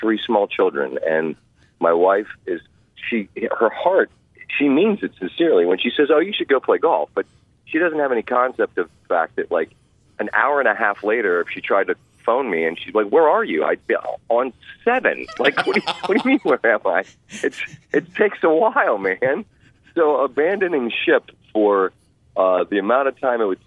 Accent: Montgomery County, Maryland, United States; moved away as an adult; I grew up playing in Montgomery County, Maryland, out by where I lived

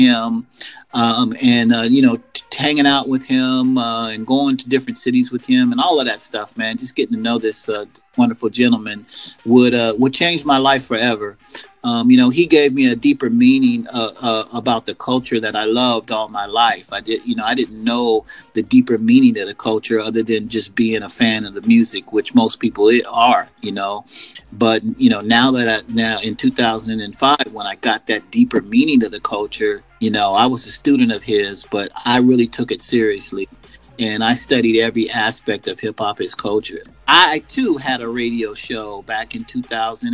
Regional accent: Seattle, Washington, United States; also born or lived in California; I'm from Seattle, Washington. I've been, you know, here all my life

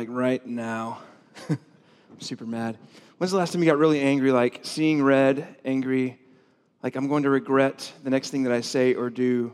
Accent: the South, United States; I grew up in the South

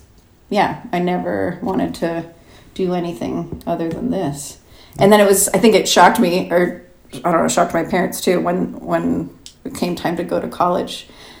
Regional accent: Los Angeles, California, United States; now in Pasadena, United States; I grew up in Los Feliz, a little area called Los Feliz. So I've always kind of like been on this side of the city and around. And now I'm in Pasadena, towards Altadena, like up kind of near the mountains.

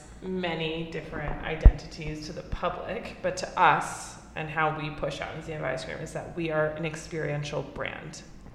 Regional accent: New York City, New York, United States; I am a born and raised New Yorker.

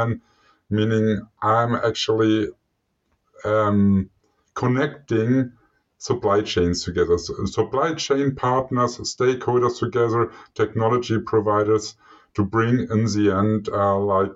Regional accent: Germany; moved away as an adult; also born or lived in Switzerland / Norway; I eventually found my way back home, so to my home country, Germany

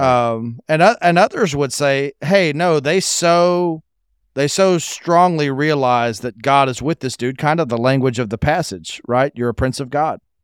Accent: United States; growing up in America

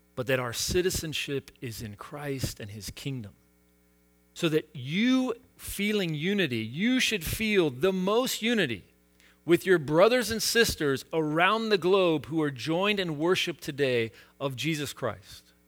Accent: United States; I have lived with this exceptionalism a, as an American

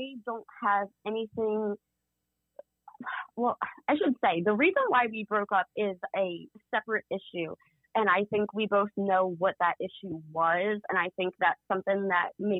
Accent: Philadelphia, Pennsylvania, United States; I grew up in South Philly

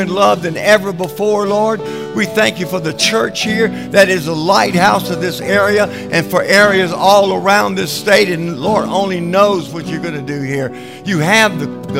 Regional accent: South Louisiana, United States; I came from South Louisiana

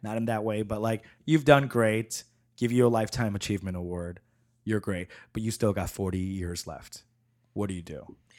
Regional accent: New York, United States; moved away; also born or lived in San Francisco / Chicago; growing up in New York and living in San Francisco

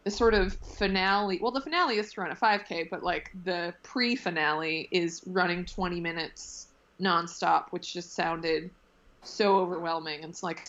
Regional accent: south of Boston, Massachusetts, United States; now in Brooklyn, United States; I'm originally from just a little bit outside of Boston, south of Boston

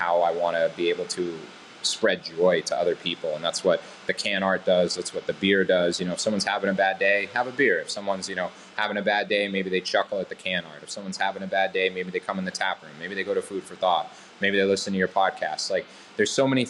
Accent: Boston, Massachusetts, United States; I grew up in Boston

